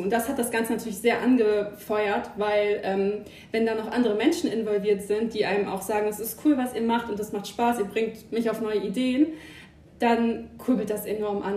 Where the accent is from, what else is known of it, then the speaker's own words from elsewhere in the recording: Germany; also born or lived in Emsland; now in Hanover, Germany; ursprünglich gebürtig, komme ich aus der Nähe von Bremen